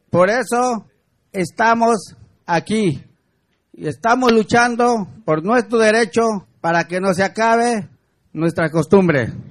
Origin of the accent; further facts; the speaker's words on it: Chapultenango, Chiapas, Mexico; now in Guadalajara, Mexico; Somos del estado de Chiapa. Mi pueblo se llama Chapultenango, donde se encuentra el volcán Chichonal. A causa de la erupción, migramos a Guadalajara.